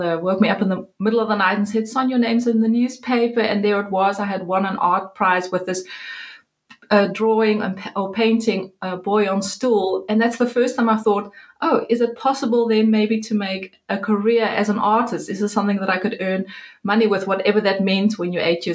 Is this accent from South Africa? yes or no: yes; Cape Town, Western Cape, South Africa; moved away as an adult; also born or lived in Netherlands; now in Amsterdam, Netherlands; I am from Cape Town, South Africa. Yay! And born there, went to Fairmont High School, which is in Durbanville